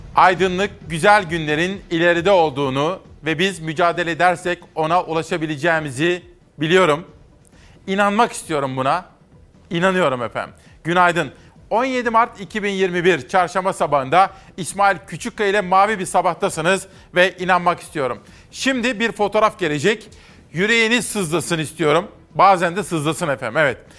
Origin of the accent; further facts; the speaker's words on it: Kütahya, Turkey; Kütahya. Benim memleketimde